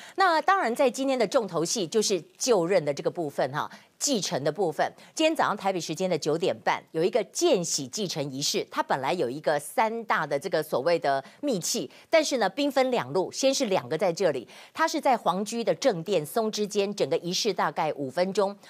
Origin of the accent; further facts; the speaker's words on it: Taiwan; 我们台湾人